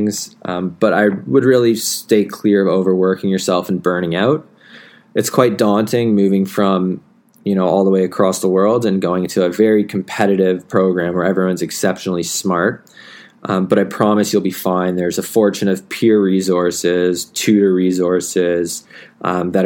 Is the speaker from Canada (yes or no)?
yes; Canada; moved away as an adult; now in Melbourne, Australia; as a Canadian international